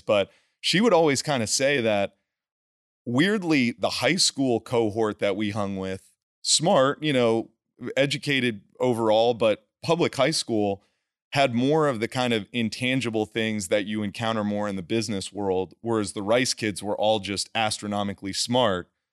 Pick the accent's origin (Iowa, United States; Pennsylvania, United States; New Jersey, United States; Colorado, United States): New Jersey, United States; moved away as an adult; also born or lived in Houston / Los Angeles; I'm a kid from New Jersey, played football